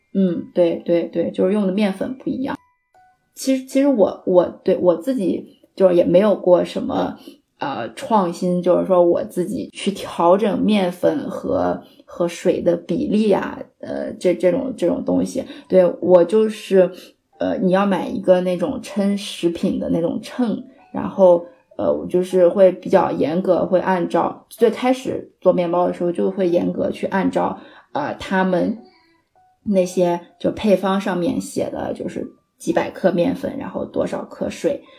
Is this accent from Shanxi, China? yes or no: yes; Shanxi, China; 其实我算是一个山西人，然后我的面食也，也吃得比较多